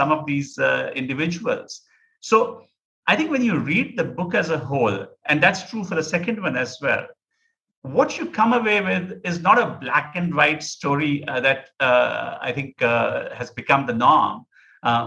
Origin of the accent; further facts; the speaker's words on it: Amritsar, Punjab, India; I was born in Amritsar, grew up in Amritsar